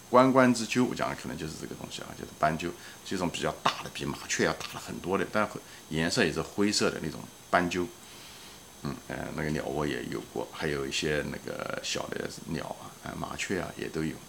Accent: China; 我们中国人

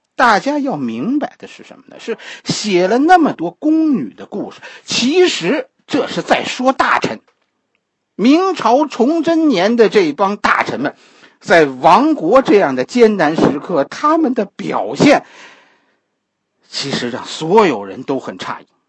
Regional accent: China; 我们中国的传统文化是以自我为中心的

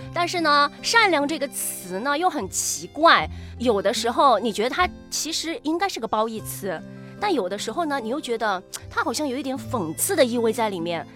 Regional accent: Chongqing, China; 我们重庆人真的是很勇敢、很热血、 嗯， 很霸道、 很重庆人

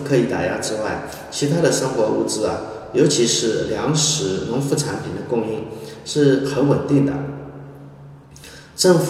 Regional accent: China; 家好，我们中国人对我们的邻国俄罗斯非常感兴趣啊。

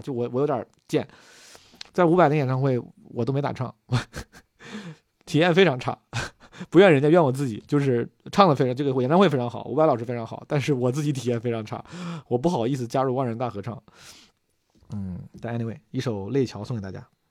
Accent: Zhengzhou, Henan, China; 从小在河南、在郑州搓澡

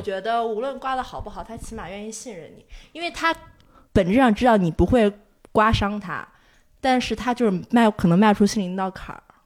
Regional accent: Inner Mongolia, China; moved away; 我从小就去澡堂子嗯。嗯。就是小时候在内蒙，就你大概一周就要去两次澡堂子这嗯。样，所以对我来说很普，很正常一个事儿

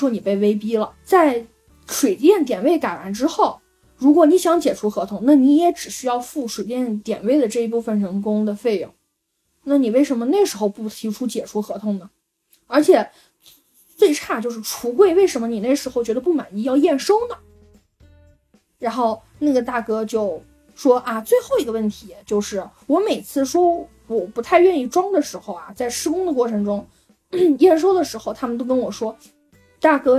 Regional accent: China; first language Wu Chinese; 就是我的母语是吴语，你知道吗？

